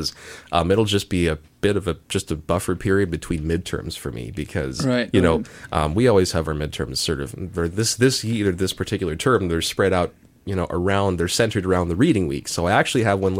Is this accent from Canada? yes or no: yes; Mississauga, Ontario, Canada; moved away; there's a city called Mississauga next door. That's where I come from. That's my hometown.